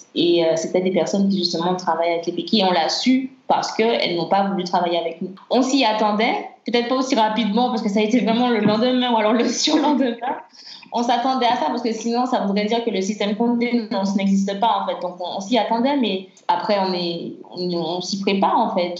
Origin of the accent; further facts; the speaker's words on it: Martinique; en grandissant en Martinique